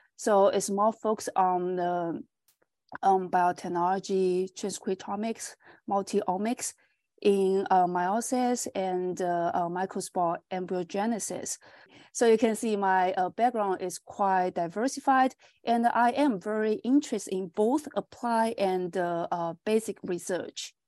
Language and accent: English; China; moved away as an adult; also born or lived in Nova Scotia, Canada / Saskatchewan, Canada; now in Canada; I'm from China, and I finished my bachelor degree from Fujian Agriculture and Forestry University in China.